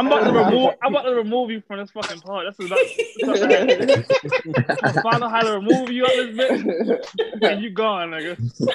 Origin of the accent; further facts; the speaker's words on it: Baltimore, Maryland, United States; I'm from Baltimore.